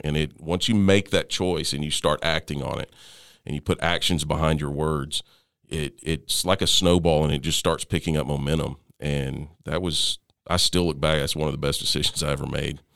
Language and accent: English; Tyler, Texas, United States; also born or lived in Lindale, Texas; we grew up in Tyler, Texas, in that, well, yeah, in Tyler, Texas. Um, lived in a little town called Lindell, which is just north of Tyler